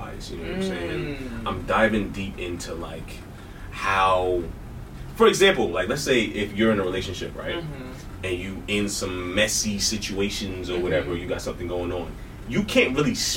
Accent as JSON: {"language": "English", "town": "New York City", "region": "New York", "country": "United States", "tie": "born or raised there", "said": "I grew up in Brooklyn, New York."}